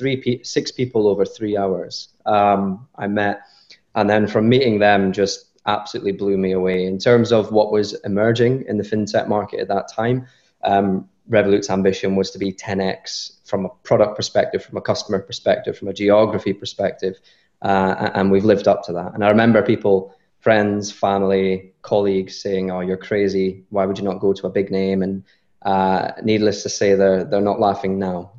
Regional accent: Scotland, United Kingdom; I'm Scottish.

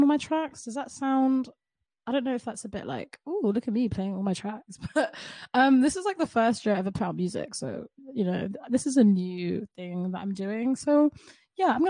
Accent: London, United Kingdom; I am from the UK. I'm from London

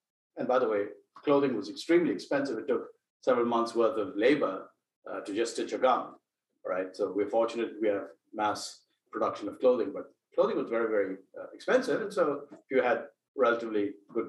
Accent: India; moved away as an adult; now in United States; I came from India, I done my undergraduate studies. I was all of 20 when I came over here

